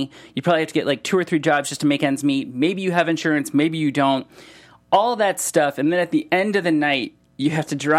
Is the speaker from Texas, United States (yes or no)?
no; Solon, Ohio, United States; moved away; also born or lived in Los Angeles; I grew up in Solon